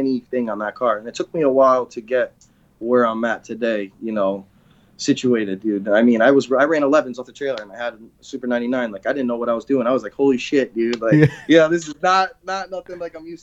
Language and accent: English; Connecticut, United States; growing up in Connecticut